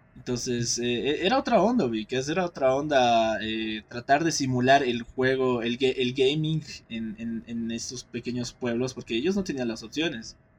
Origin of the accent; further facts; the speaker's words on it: Torotoro, Potosí, Bolivia; now in La Paz, Bolivia; cuando he vuelto a mi pueblo, Toro Toro